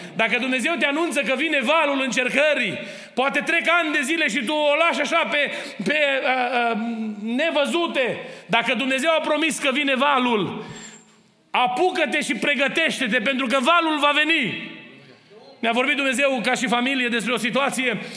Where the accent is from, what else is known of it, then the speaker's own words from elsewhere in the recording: Romania; now in Kitchener, Canada; am crescut lângă Dunăre